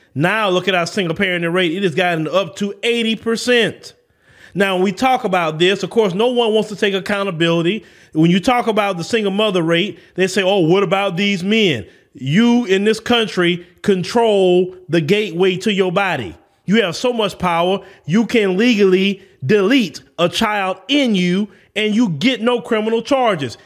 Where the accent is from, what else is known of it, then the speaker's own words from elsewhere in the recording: the South, United States; accent: Southern; I'm from the South